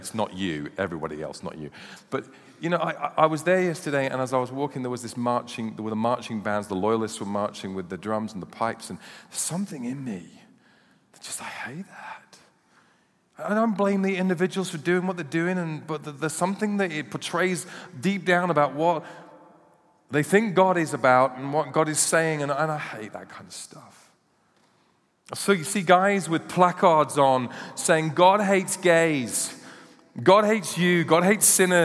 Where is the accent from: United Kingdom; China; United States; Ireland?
United Kingdom; We are British